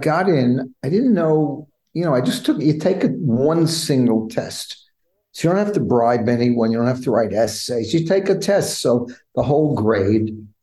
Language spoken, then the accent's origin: English; New York City, New York, United States; I grew up in the Bronx, New York